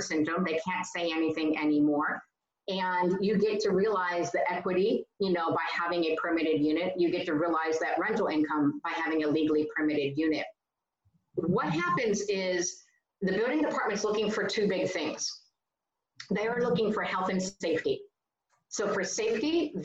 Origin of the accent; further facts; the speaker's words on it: California, United States; as a Californian